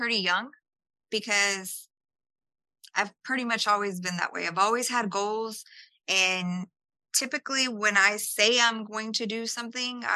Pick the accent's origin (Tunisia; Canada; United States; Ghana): United States; Houston, Texas; first language English; also born or lived in San Salvador, El Salvador; my mom brought me over when I was a few months. And we came to Houston